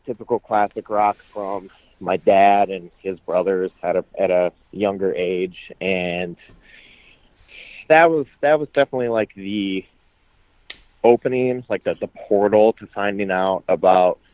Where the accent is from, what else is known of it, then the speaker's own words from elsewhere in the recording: South Dakota, United States; also born or lived in Nebraska / Atlanta; now in Indiana, United States; from South Dakota, because that's where I grew up.